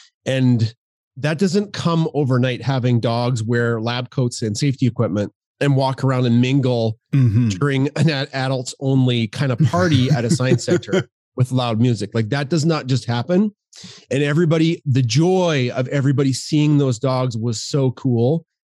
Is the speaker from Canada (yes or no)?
yes; Canada; We're very Canadian. We are proud Canadians.